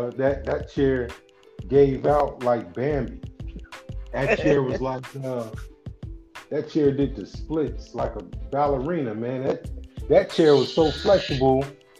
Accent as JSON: {"language": "English", "town": "Foster City", "region": "California", "country": "United States", "tie": "born or raised there", "said": "I was coming from Foster City in San Mateo"}